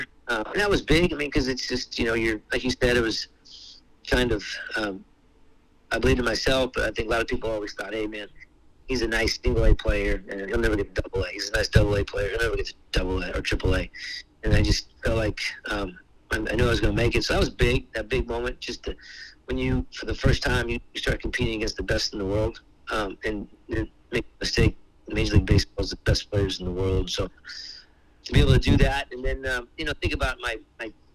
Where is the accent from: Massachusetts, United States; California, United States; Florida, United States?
California, United States; Cerritos; I grew up here in Cerritos and went to Pepperdine